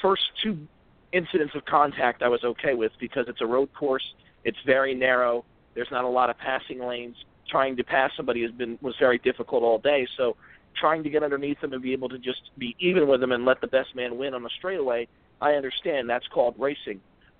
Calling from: Virginia, United States; This is … in Virginia.

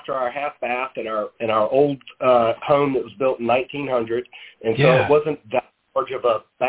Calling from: Savannah, Georgia, United States; I'm out of Savannah, Georgia right now. That's where our corporate office is.

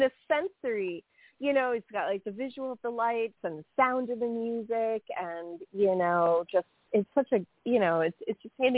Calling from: New York, United States; Hi, it's … from New York.

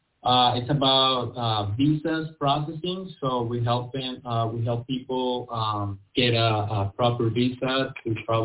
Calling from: New Jersey, United States; I'm in North New Jersey.

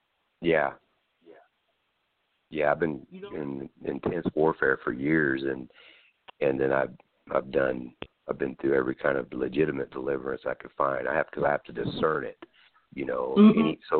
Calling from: California, United States; I'm calling from California, yeah.

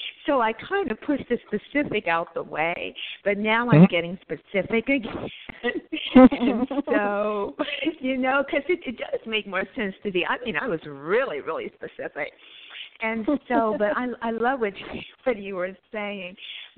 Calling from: California, United States; currently I'm in California.

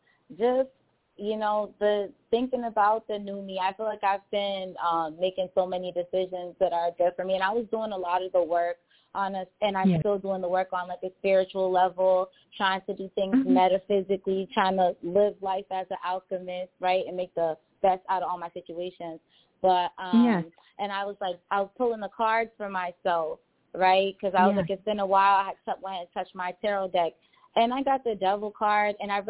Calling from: Boston, Massachusetts, United States; also born or lived in Angola (parents); I'm calling from Boston.

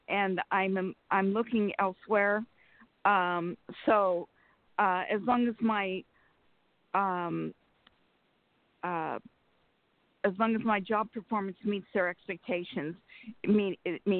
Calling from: Sacramento, California, United States; from Sacramento.

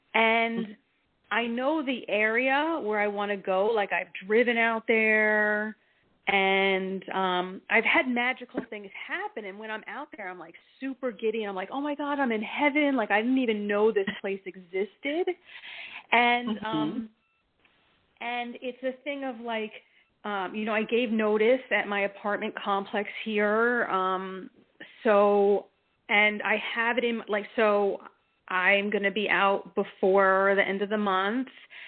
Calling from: New Jersey, United States; from New Jersey, currently.

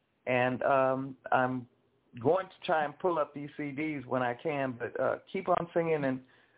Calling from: Los Angeles, California, United States; I'm calling from Los Angeles.

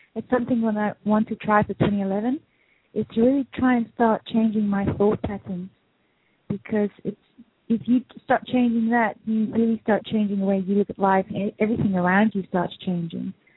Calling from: Netherlands; I'm calling from Holland

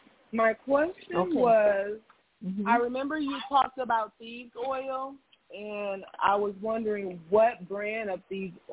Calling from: Kalamazoo, Michigan, United States; Hey, this is … I am calling from Kalamazoo.

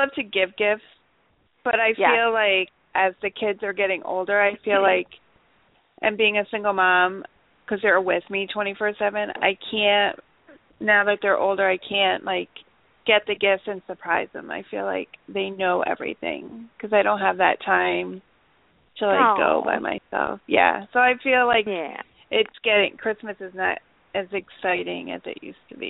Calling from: Troy, New York, United States; Troy, New York.

